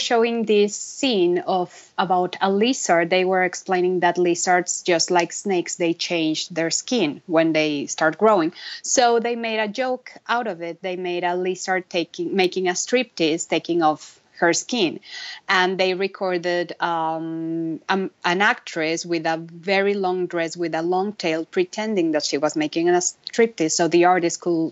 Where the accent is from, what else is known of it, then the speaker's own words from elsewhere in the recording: Mexico City, Mexico; moved away as an adult; also born or lived in Vancouver, Canada; now in Los Angeles, United States; I'm born and raised in Mexico City on a middle-class family.